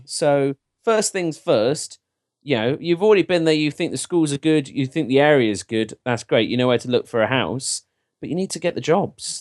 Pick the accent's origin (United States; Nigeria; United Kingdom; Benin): United Kingdom; England; I'm as English and British as they come